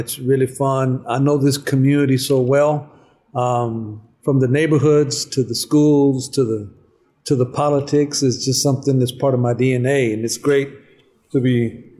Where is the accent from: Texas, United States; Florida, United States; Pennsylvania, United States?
Texas, United States; Dallas; I was an immigrant, but I moved to Dallas when I was very young. And I grew up in Dallas. I was a student in Dallas and then came back as a teacher in Dallas.